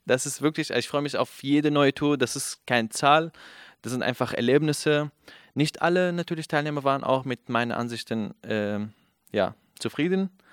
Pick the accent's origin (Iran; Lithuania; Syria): Syria; Aleppo, Aleppo Governorate; first language Kurdish; German is a second language; moved away as an adult; also born or lived in Afrin, Syria; now in Berlin, Germany; ich bin syrischer Kurde aus Aleppo bin in Aleppo aufgewachsen, geboren